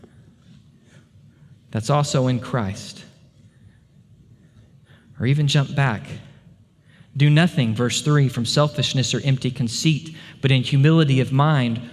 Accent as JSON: {"language": "English", "country": "United States", "said": "we as American believers"}